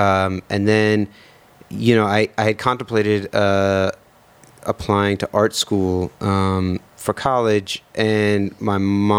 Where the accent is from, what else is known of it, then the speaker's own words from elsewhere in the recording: New York City, New York, United States; I grew up in Lower Manhattan.